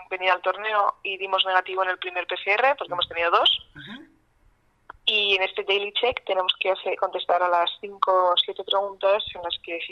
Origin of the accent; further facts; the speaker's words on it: Spain; Eh, hoy, por ejemplo, estábamos de sobremesa, ¿no? Como buenas españolas